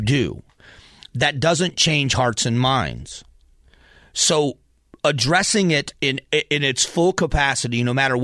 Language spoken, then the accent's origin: English; the South, United States; my days growing up in the South